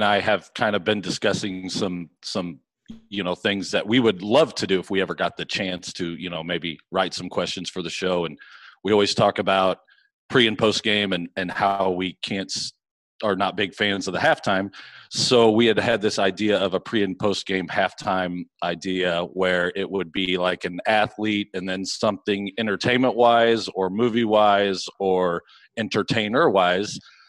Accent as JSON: {"language": "English", "town": "Springfield", "region": "Illinois", "country": "United States", "said": "I'm from Springfield, Illinois."}